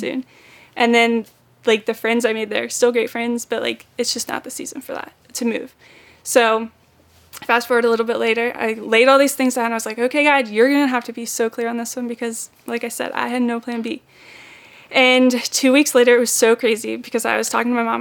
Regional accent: Maine, United States; moved away as an adult; also born or lived in Florida; I am originally from Maine. I moved down here in September to start on Team Lo.

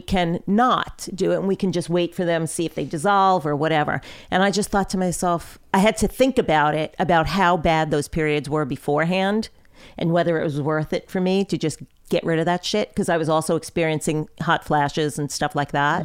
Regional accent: Long Island, New York, United States; I grew up on Long Island

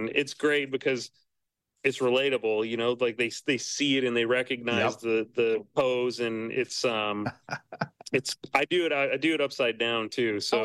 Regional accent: Montana, United States; I was born and raised in Montana.

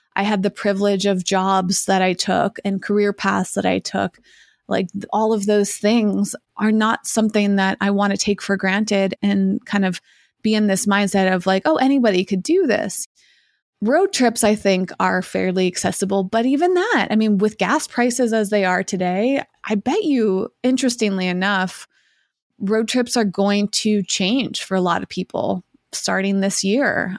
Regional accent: Massachusetts, United States; moved away as an adult; my hometown of Massachusetts

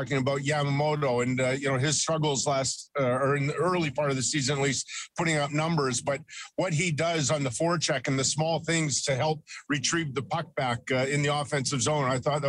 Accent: Edmonton, Alberta, Canada; I grew up in Edmonton

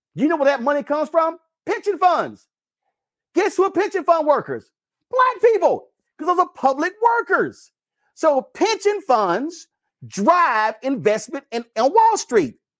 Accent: Texas, United States; I'm from Texas

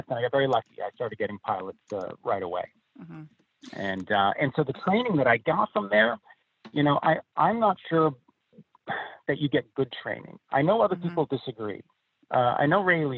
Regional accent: near Toronto, Ontario, Canada; moved away as an adult; also born or lived in Los Angeles; near Toronto. And that's where I grew up

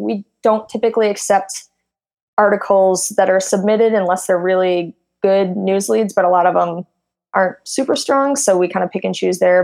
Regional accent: Midwest, United States; moved away as an adult; now in Silicon Valley, United States; I come from, I'm from the Midwest.

